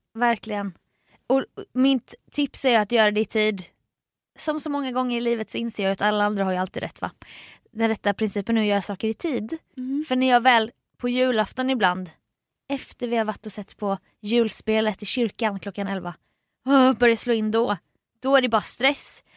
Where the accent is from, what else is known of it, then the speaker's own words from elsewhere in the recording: Jönköping, Jönköping County, Sweden; moved away; hemma i Jönköping